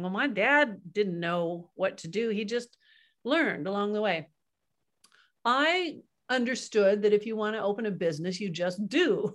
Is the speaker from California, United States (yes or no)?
yes; Kingsburg, California, United States; also born or lived in Kansas; my dad was in Kansas and a family of five, and then the whole family, he moved us out to California